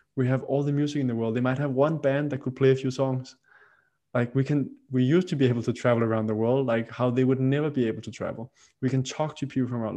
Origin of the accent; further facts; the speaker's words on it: Roskilde, Zealand, Denmark; I grew up in a, in a city outside of the capital city, uh, Roskilde in uh, in Denmark